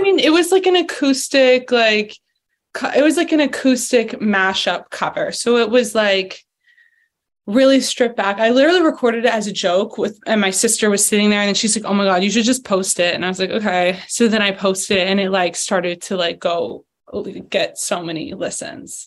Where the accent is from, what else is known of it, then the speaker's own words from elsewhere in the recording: Philadelphia, Pennsylvania, United States; moved away as an adult; also born or lived in Boulder, Colorado; I loved growing up in Philadelphia